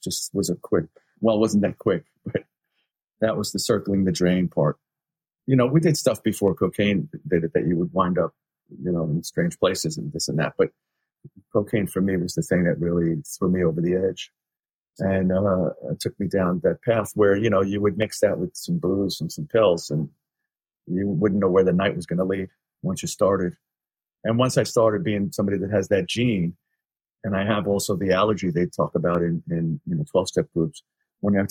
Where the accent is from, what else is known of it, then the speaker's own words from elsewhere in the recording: New York City, New York, United States; also born or lived in Queens; I was only 13, you know, and then we moved from the Bronx to Queens